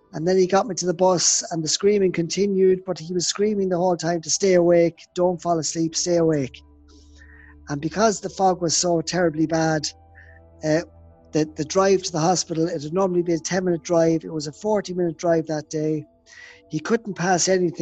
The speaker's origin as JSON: {"language": "English", "country": "Ireland", "tie": "born or raised there", "said": "it was very, very foggy in my hometown"}